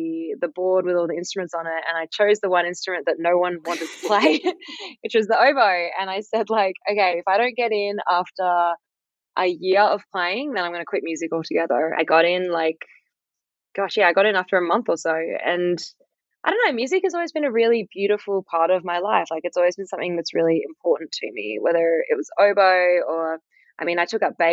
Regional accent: Fremantle, Western Australia, Australia; I grew up in South Fremantle

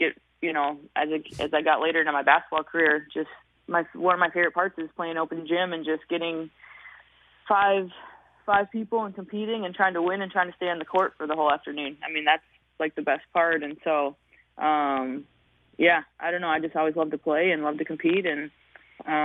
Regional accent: Hutchinson, Minnesota, United States; growing up in Hutchinson, Minnesota, like, you just, I wasn't a kid from the metro

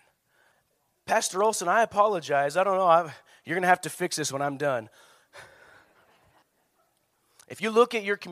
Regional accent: Prescott, Arizona, United States; moved away; I was raised in Prescott

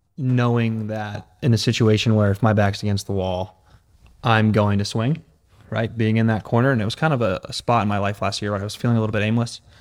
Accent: Connecticut, United States; moved away; also born or lived in California; I'm from Connecticut originally.

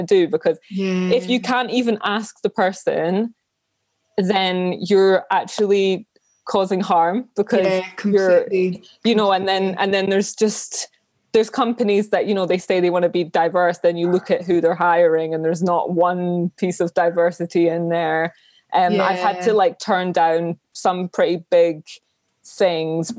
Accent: Edinburgh, Scotland, United Kingdom; I grew up in Edinburgh. I was born and raised here

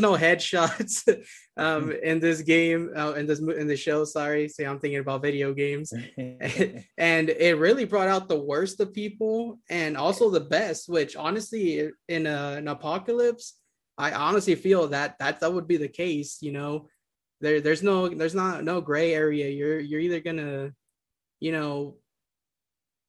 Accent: Yuma, Arizona, United States; now in Phoenix, United States; I grew up in Yuma, Arizona, which is a border town, like 5 miles from the Mexican border.

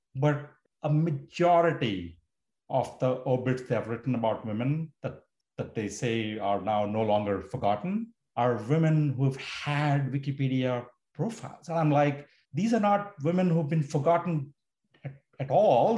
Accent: India; moved away as an adult; now in United States; I grew up in India. I moved to the US to study

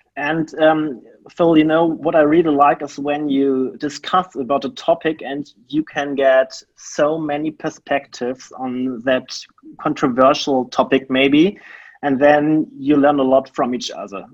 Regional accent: Germany; I grew up in a very small town in Germany

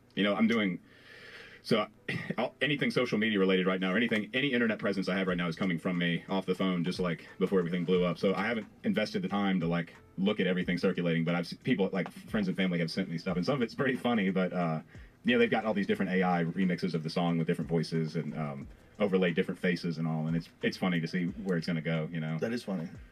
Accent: Farmville, Virginia, United States; i am from Farmville, which is technically Piedmont.

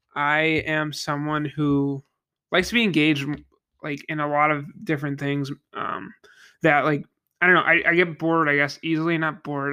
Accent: Niagara Falls, New York, United States; I am from Niagara Falls, New York, uh, the Western New York region

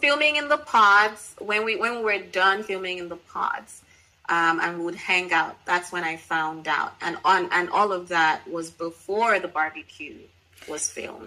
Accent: Nigeria; me being Nigerian

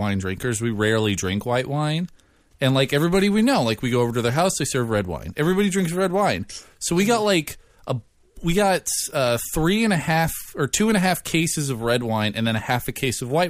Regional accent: Bremerton, Washington, United States; also born or lived in Silverdale, Washington; now in Seattle, United States; I'm from Bremerton, Silverdale area, which are both in Washington

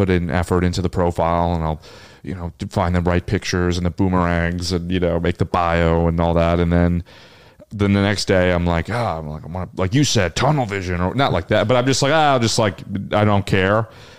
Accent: New Jersey, United States

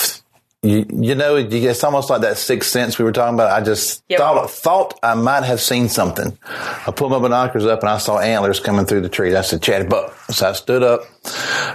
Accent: South Carolina, United States; I'm from South Carolina

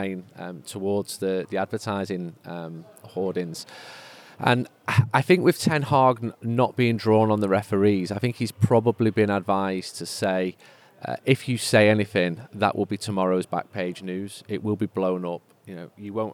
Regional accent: Manchester, North West England, United Kingdom; also born or lived in Bahamas; When we were 4 years old, we moved from Manchester for 18 months to the Bahamas

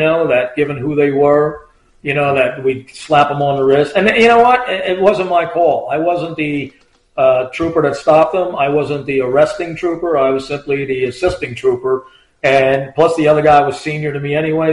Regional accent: Point Pleasant, New Jersey, United States; I'm from Point Pleasant.

